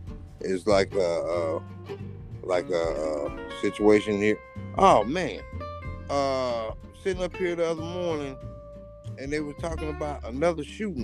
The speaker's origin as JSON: {"language": "English", "region": "Florida", "country": "United States", "said": "I'm country strong, don't forget I'm from Florida."}